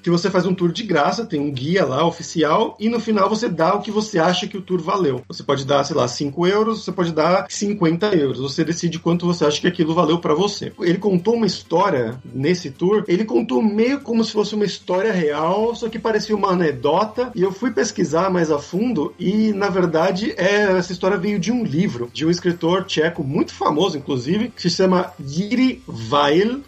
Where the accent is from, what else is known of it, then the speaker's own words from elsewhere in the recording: Brazil; moved away; also born or lived in Poland; sou do Brasil